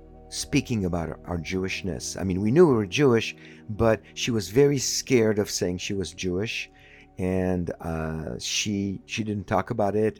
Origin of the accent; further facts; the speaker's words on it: Paris, Île-de-France, France; the house that I grew up in, you know, I grew up in Paris